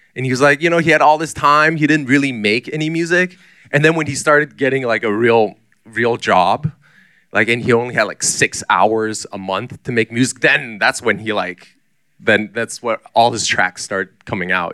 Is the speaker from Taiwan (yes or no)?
yes; Taichung, Taiwan; moved away; also born or lived in Singapore / United States / Taipei / Shanghai; I was mostly growing up in Taichung, Taiwan